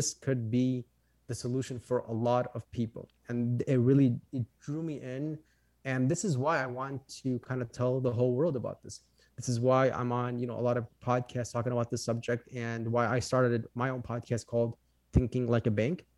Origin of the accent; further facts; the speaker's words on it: Chicago, Illinois, United States; I am from Chicago, Illinois. Um, born and raised here, lived here my whole life